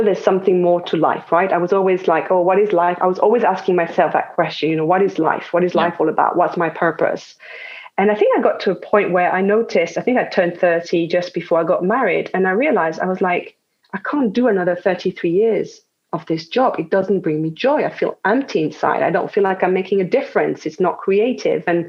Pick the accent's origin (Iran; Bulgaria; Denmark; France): France; English is a second language; moved away; as you can hear probably, I was born in France